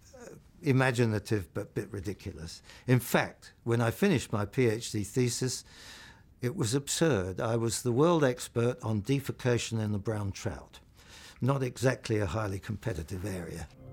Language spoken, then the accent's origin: English; London, United Kingdom; also born or lived in Portobello Road, London; I think I was born in Portobello Road in London, but, um, we then moved to Ealing, Greenford. I went to Greenford County Grammar School